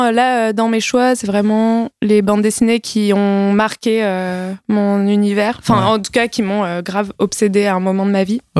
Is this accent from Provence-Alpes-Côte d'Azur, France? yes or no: no; Saint-Ouen, Île-de-France, France; also born or lived in Nogent-sur-Marne; Euh, bah Saint-Ouen et après euh, Nogent-sur-Marne.